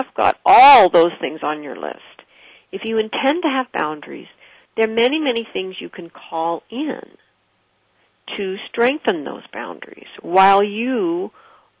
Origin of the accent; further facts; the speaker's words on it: West Coast, United States; I did not grow up in New York. I grew up on the West Coast.